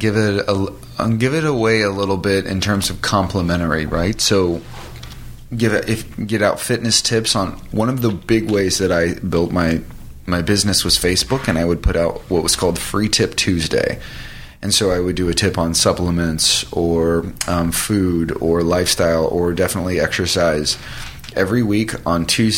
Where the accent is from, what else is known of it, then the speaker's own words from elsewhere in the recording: California, United States; now in Los Angeles, United States; when I first moved to LA, I had $300 in my pocket and I came from Orange County, and it was sink or swim.